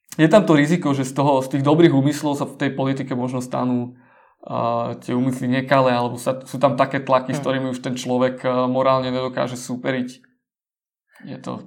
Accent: Slovakia; also born or lived in Denmark / United States; som odišiel zo Slovenska do Dánska študovať

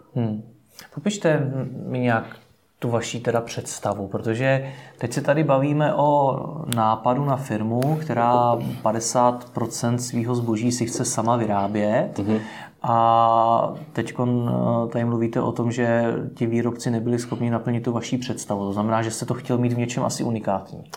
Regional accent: Czechia; jako Češi

